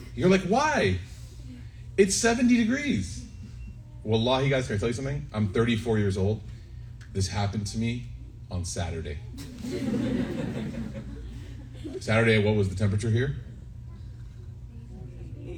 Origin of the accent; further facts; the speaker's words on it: Chicago, Illinois, United States; I grew up in Chicago